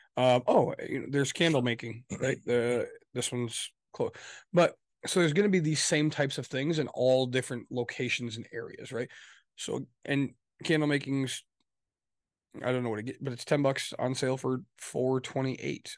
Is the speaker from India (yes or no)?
no; Midwest, United States; also born or lived in Michigan; we're from the Midwest, for those listening, we're, we're in Michigan.